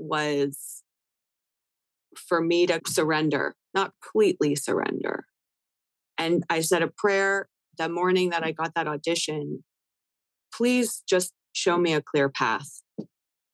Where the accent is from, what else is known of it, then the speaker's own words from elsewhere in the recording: Canada; now in United States; I'm Canadian